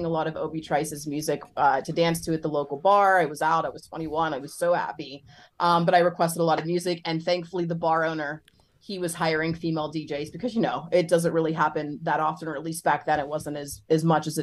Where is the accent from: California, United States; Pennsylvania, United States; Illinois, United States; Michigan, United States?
Pennsylvania, United States; Pittsburgh; also born or lived in Erie, Pennsylvania / New York City; I am from Pittsburgh, Pennsylvania